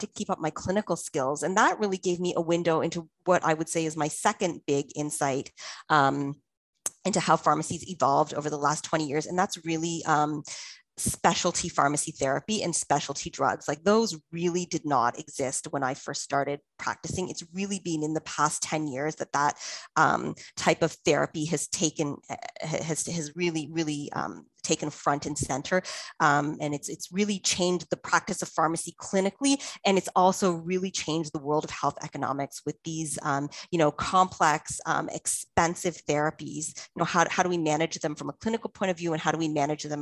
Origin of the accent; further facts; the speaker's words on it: Toronto, Ontario, Canada; moved away as an adult; also born or lived in London, United Kingdom; back in Toronto, my hometown